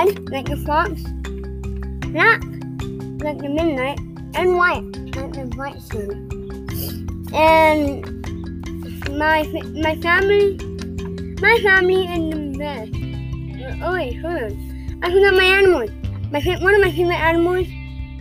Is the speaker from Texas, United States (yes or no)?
yes; San Angelo, Texas, United States; also born or lived in Midland, Texas; I was born in Midland. I moved to San Angelo, I was born in Midland. And I moved to San Angelo in 2015 when I was 5 years old